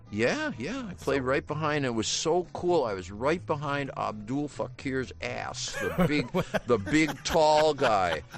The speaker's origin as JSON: {"language": "English", "region": "Midwest", "country": "United States", "said": "I was just from the Midwest."}